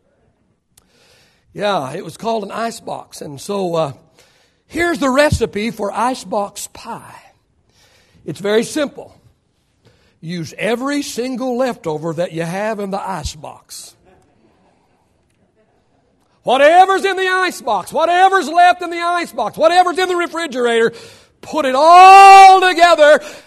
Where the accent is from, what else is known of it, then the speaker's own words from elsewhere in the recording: Oklahoma, United States; moved away; we grew up in Oklahoma and it was supper time. You call it dinner over here, it's supper back there